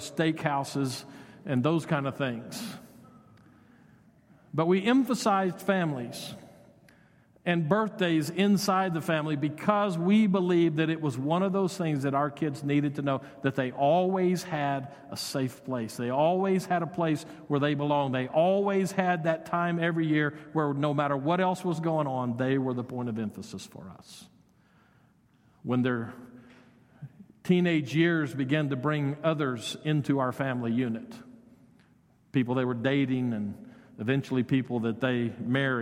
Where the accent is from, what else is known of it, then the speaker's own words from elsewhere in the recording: Odessa, Texas, United States; moved away; I was raised in Odessa